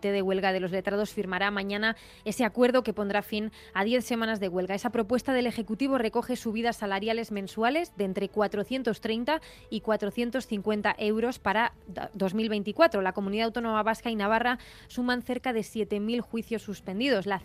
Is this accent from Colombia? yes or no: yes; Colombia; Soy colombiano, dominicano somos latinos, somos hermanos.